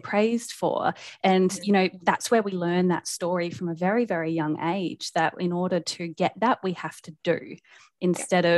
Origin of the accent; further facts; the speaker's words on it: South Australia, Australia; moved away as an adult; now in Brisbane, Australia; I live in Brisbane, in Australia. Um, I'm originally from South Australia, but I moved up here about oh, five years ago